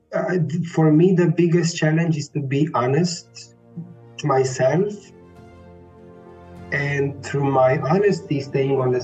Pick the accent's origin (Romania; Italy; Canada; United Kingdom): Romania; moved away as an adult; also born or lived in Bucharest; now in Vienna, Austria; I was born in Romania. I'm Romanian. I was born and raised there. I moved to Vienna 8 years ago after I completed my bachelor studies in Bucharest